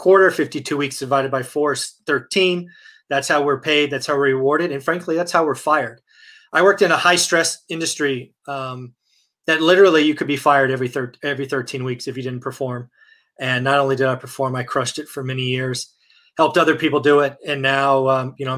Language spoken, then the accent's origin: English; the Bay Area, California, United States; also born or lived in Fresno, California; I'm the Bay, man. Come on, I'm from the Bay.